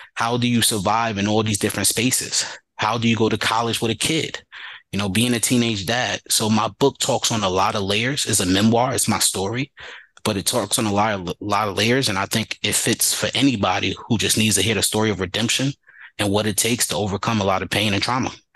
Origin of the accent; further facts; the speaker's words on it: New York City, New York, United States; growing up in the Bronx and going to high school in Harlem.